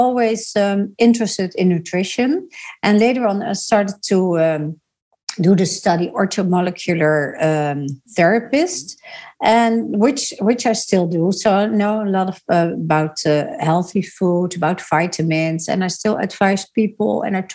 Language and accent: English; Netherlands; I grew up in the Netherlands